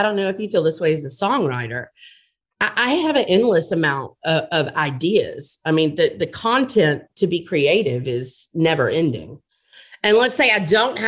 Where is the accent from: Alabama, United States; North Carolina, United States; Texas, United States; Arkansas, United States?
Alabama, United States; Montgomery; now in New Orleans, United States; I grew up in Montgomery